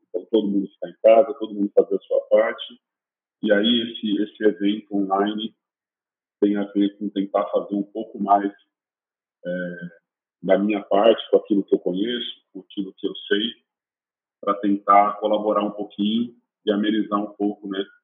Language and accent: Portuguese; Jundiaí, São Paulo, Brazil; Eu sou de Jundiaí.